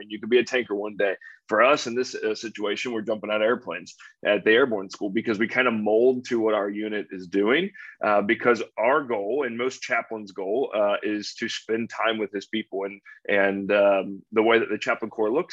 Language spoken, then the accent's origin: English; Northern Kentucky, United States; So I grew up in Northern Kentucky, just south of Cincinnati. And I lived there my whole life